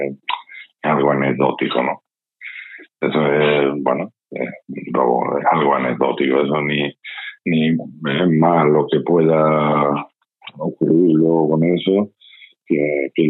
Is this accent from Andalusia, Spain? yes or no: yes; Lantejuela, Andalusia, Spain